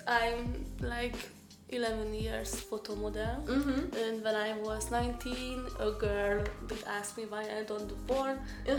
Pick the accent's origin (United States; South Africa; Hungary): Hungary; I'm from Hungary.